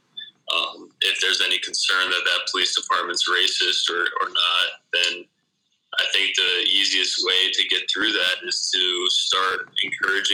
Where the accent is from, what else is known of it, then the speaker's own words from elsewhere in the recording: Delaware, United States; I'm from Oak Crest in Delaware